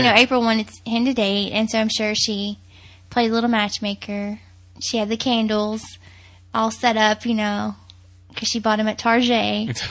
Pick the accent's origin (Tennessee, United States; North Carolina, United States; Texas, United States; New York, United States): Tennessee, United States; accent: southern; moved away as an adult; also born or lived in Indiana; now in Fort Wayne, United States; we do live in Indiana right now. We've only lived here like a year. I'm from Tennessee, which explains my accent.